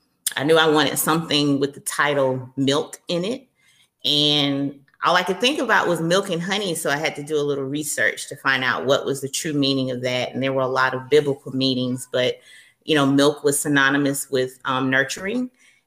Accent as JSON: {"language": "English", "region": "the South", "country": "United States", "said": "And then I'm from the South. So, you know, everything is like a big warm hug, glass of sweet tea down here."}